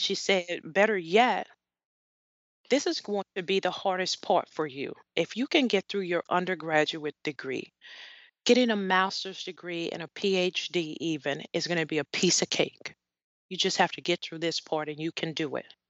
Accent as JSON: {"language": "English", "town": "New Orleans", "region": "Louisiana", "country": "United States", "tie": "born or raised there", "said": "I grew up in New Orleans, Louisiana"}